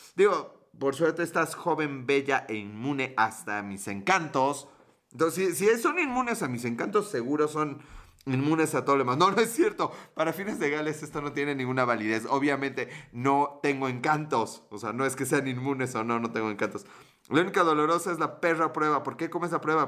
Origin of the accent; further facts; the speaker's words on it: Mexico; somos mexicanos